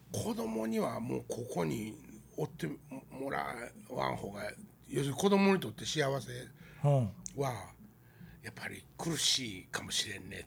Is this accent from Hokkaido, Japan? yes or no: no; Wakayama, Japan; also born or lived in Tokyo / Osaka; 俺は自分の田舎に戻ったから、うん、俺は I ターンじゃなくて U ターンなわけやん